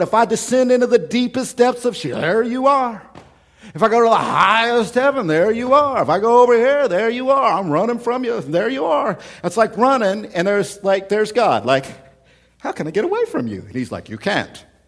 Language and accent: English; United States; we're American.